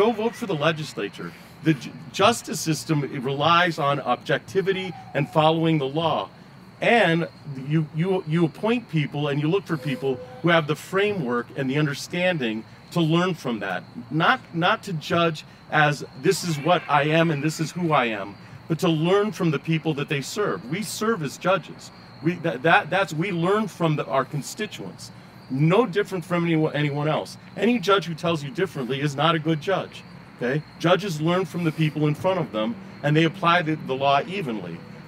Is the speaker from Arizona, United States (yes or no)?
yes; Arizona, United States; also born or lived in Colorado; I come from West Arizona and Colorado. I was taught to run away from the police, not run to the police.